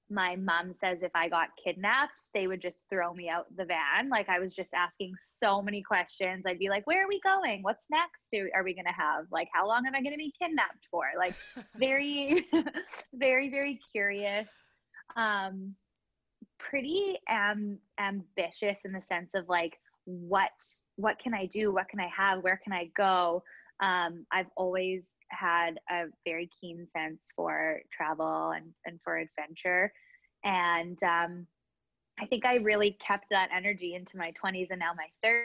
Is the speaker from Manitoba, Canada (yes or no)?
yes; Winnipeg, Manitoba, Canada; moved away as an adult; now in Vancouver, Canada; So I grew up in Winnipeg. We moved there when I was like in grade 2. So the majority of my life was spent there